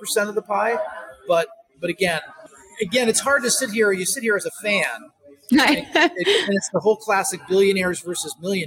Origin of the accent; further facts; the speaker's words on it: upstate New York, United States; where I grew up near the Canadian border in upstate New York